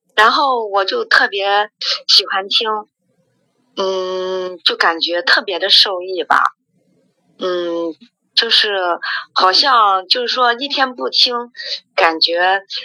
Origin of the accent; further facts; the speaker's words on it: Xuzhou, Jiangsu, China; now in Nanjing, China; 我是徐州人，但是孩子在，在南京上大学